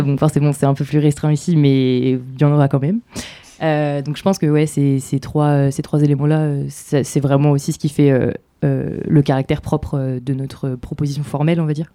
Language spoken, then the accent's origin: French; Normandy, France; je viens de Normandie